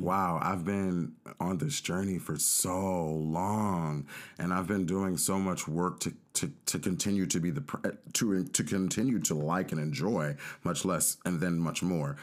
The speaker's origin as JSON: {"language": "English", "town": "Los Angeles", "region": "California", "country": "United States", "tie": "born or raised there", "said": "my sister and I grew up in South Central Los Angeles"}